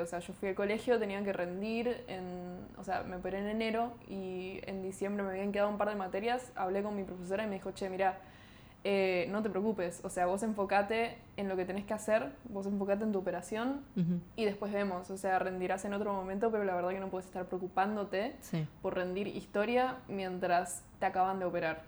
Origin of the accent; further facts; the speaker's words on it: Buenos Aires, Argentina; somos de, Capital de Buenos Aires